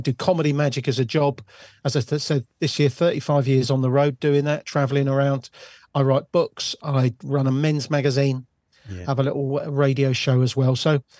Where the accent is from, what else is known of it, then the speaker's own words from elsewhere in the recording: Bournemouth, South West England, United Kingdom; now in Littlehampton, United Kingdom; I come from Bournemouth originally